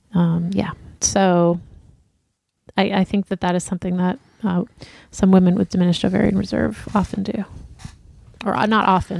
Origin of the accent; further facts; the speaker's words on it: New York, United States; also born or lived in Osaka, Japan; now in Japan; I was born in Osaka and raised in New York, but when I moved to Japan, I went to the first school that hired me 5 hours from my Japanese family by bullet train.